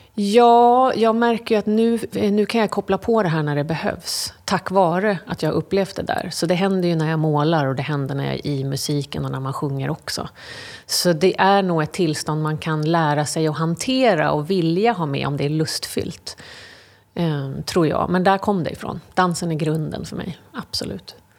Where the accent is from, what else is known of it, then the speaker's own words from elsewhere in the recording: London, United Kingdom; now in Sweden; jag är uppvuxen i England, i London.